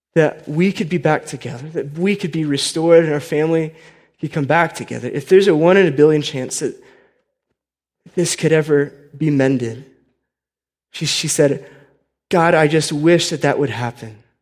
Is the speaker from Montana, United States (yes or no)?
no; Indiana, United States; now in Colorado, United States; I grew up in Indiana, right? Just as like a, lowly Midwestern boy